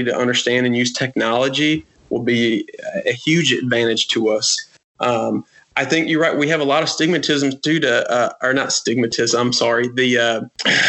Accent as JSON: {"language": "English", "country": "United States", "tie": "born or raised there", "said": "growing up in America, the land of opportunity and privilege"}